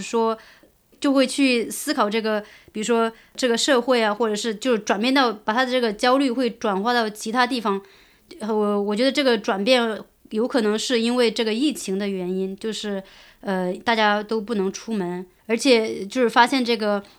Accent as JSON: {"language": "Chinese", "country": "China", "moved": "yes", "said": "我作为一个中国人"}